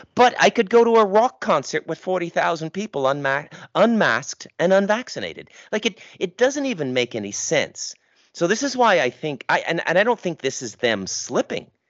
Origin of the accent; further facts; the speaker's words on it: Ottawa, Ontario, Canada; that's my hometown, by the way. I literally grew up about two kilometers from that detention center